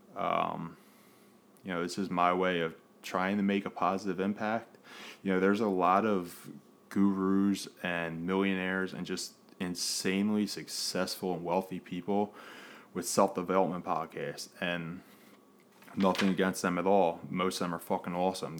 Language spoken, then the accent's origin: English; Philadelphia, Pennsylvania, United States; born and raised in Philadelphia. Uh, still here in Philadelphia